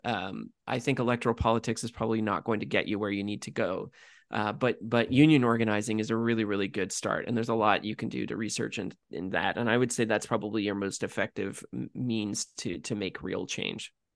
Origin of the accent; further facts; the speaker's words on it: Canada; being Canadian